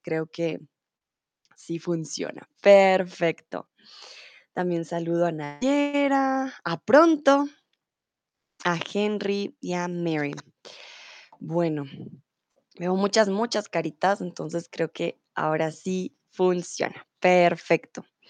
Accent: Colombia

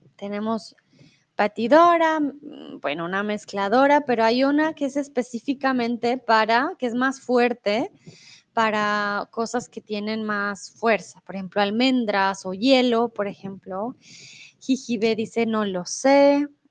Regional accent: Colombia; also born or lived in Mexico; now in Germany; comúnmente vivo en Alemania, soy de Colombia

